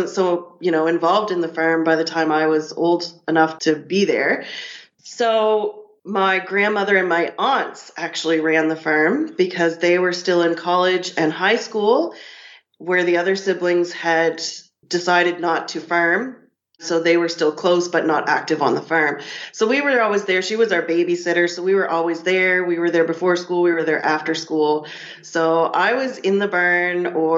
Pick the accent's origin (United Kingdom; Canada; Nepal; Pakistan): Canada; Annapolis Valley, Nova Scotia; I'm from the Annapolis Valley, Nova Scotia. I grew up here